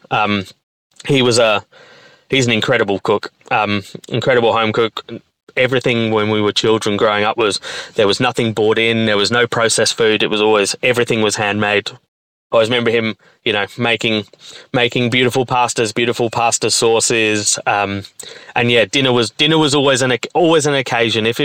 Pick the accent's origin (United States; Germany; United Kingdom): United Kingdom; moved away as an adult; also born or lived in Melbourne, Australia; now in Perth, Australia; I was born in the UK um, in a little little town just outside of about well 45 minutes outside of London um, was where I grew up